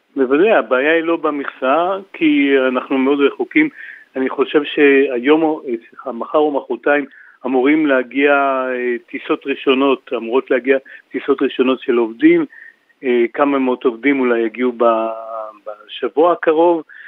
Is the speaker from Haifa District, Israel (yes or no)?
no; Kiryat Gat, Southern District, Israel; אני בא מקריית גת